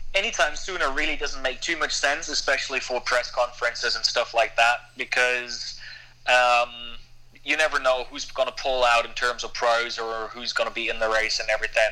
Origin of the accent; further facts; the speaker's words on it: Germany; moved away as an adult; now in Girona, Spain; I'm from Germany, so I'm I'm not grown up with the mentality of countries where you don't talk about pay